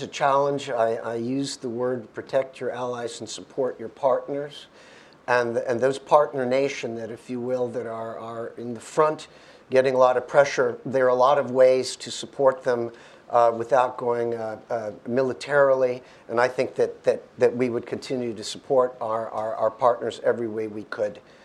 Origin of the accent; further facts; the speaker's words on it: Georgia; moved away; also born or lived in United States; I'm originally from Georgia, but educated in the United States.